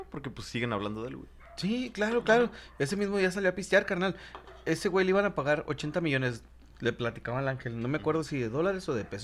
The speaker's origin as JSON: {"language": "Spanish", "country": "Mexico", "said": "como todos mexicanos, siempre estamos atacando a mexicanos."}